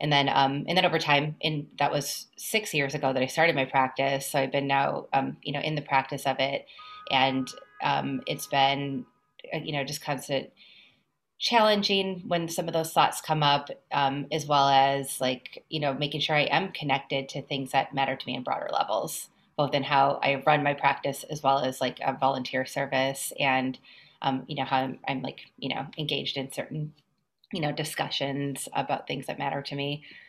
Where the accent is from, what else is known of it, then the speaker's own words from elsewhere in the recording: Minnesota, United States; moved away as an adult; now in New York, United States; I came to New York from Minnesota to go to graduate school at Columbia.